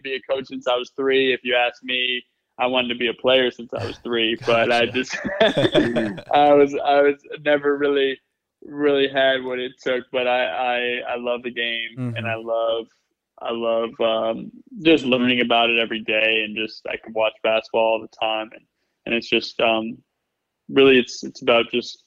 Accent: Connecticut, United States; I grew up in Connecticut.

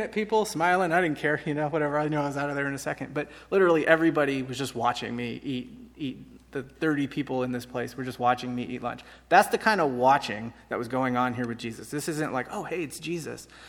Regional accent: San Francisco, California, United States; I'm from San Francisco.

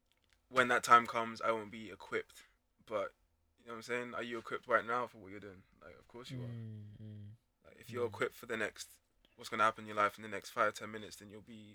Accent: Ghana; I'm a biblical man. I'm a Ghanaian man.

